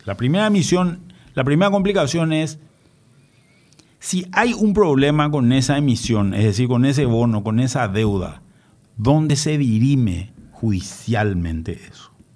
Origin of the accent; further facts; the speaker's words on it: Paraguay; nosotros como paraguayo